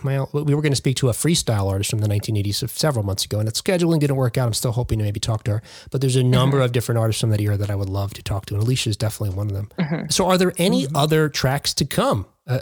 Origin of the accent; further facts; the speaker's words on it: Jersey City, New Jersey, United States; moved away as an adult; now in Ohio, United States; I'm from Jersey City, New Jersey, originally.